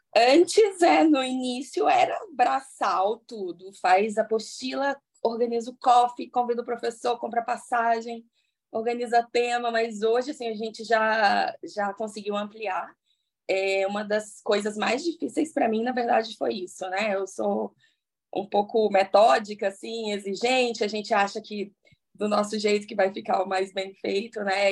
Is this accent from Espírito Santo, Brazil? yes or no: yes; Espírito Santo, Brazil; also born or lived in Paraná; now in Vitória, Brazil; eu comecei a fazer curso aqui em Vitória, que eu sou do Espírito Santo